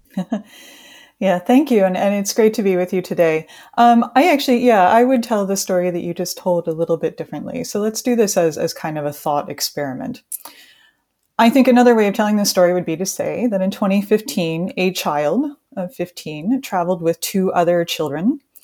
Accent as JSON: {"language": "English", "country": "United States", "said": "I'm from the United States"}